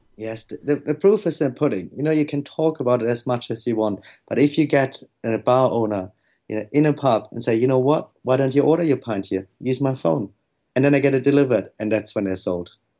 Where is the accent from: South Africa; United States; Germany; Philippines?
Germany; moved away